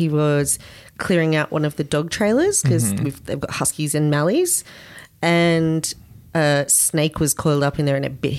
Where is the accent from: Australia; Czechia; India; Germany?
Australia; growing up in Australia.